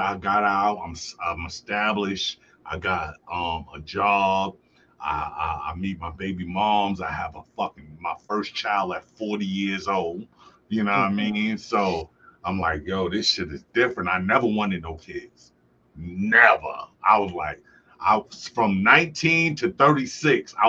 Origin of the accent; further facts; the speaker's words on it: New York City, New York, United States; moved away as an adult; also born or lived in Buffalo, New York; now in Medina, United States; I grew up in Brooklyn.